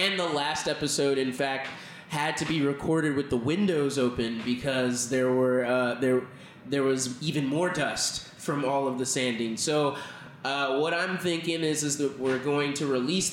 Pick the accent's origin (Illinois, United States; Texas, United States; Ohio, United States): Texas, United States; I'm from Texas